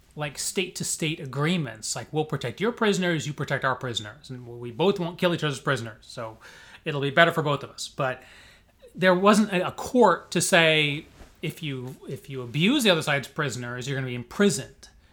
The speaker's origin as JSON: {"language": "English", "town": "Springfield", "region": "Illinois", "country": "United States", "also_born_or_lived": "Chicago suburbs, Illinois / St. Louis, Missouri / Cambridge, Massachusetts / New York", "moved": "as an adult", "lives_now": "Miami, United States", "said": "I'm from Illinois originally, Springfield"}